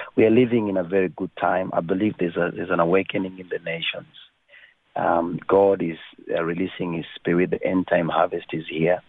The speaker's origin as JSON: {"language": "English", "country": "Kenya", "tie": "born or raised there", "said": "I was born in Kenya."}